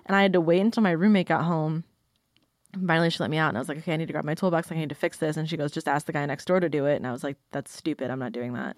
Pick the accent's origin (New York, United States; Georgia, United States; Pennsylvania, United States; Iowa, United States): Iowa, United States; Sioux City; now in Nashville, United States; I'm originally from Sioux City, Iowa. I've lived in Nashville for, like, five years-ish